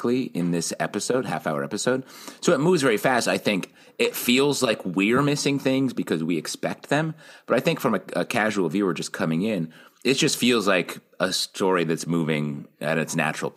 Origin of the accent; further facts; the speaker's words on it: on the Canadian border, New York, United States; I grew up on the Canadian border in New York State